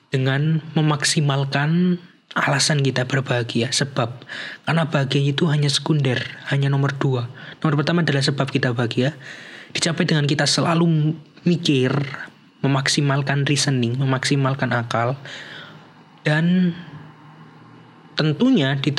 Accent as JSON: {"language": "Indonesian", "region": "Java", "country": "Indonesia", "said": "Jadi dan hebatnya lagi nih orang Indonesia ini kita memiliki privilege sebagai orang Indonesia atau sebagai orang Jawa nih kayak saya yaitu dalam literatur Jawa"}